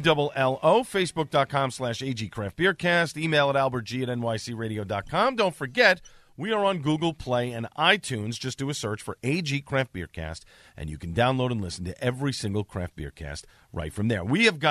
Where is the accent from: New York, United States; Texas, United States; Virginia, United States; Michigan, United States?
New York, United States; New York City; lifelong friends that I grew up with on Staten Island